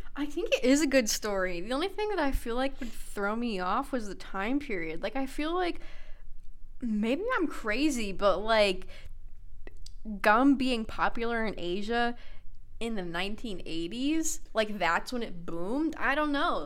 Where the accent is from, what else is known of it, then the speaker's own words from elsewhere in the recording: United States; I'm an American